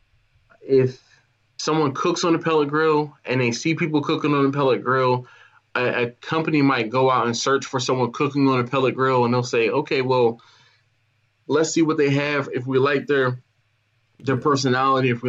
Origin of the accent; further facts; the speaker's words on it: Philadelphia, Pennsylvania, United States; now in Baltimore, United States; I live in Baltimore, but yeah, I'm from Philadelphia